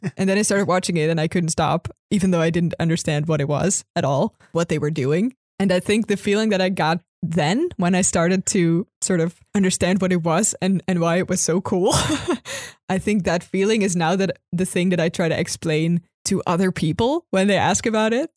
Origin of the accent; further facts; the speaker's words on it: Netherlands; I'm from Holland